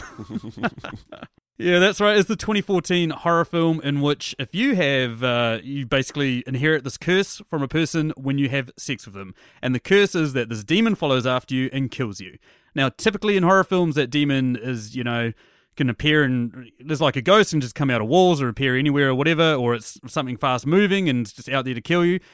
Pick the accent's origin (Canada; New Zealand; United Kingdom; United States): New Zealand; I'm a New Zealander